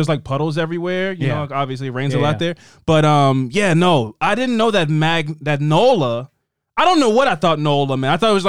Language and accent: English; New Orleans, Louisiana, United States; I'm from Nolia, you know, hear me?